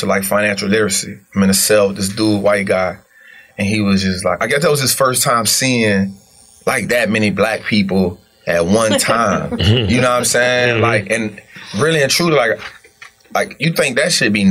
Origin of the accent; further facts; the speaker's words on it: New Orleans, Louisiana, United States; born and raised in New Orleans